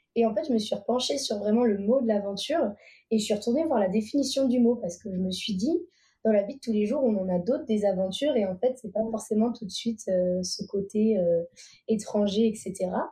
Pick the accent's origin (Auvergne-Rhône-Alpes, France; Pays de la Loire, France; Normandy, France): Pays de la Loire, France; Vendée; now in Savoie, France; je viens de Vendée à la base. Et là, actuellement, je vis en Savoie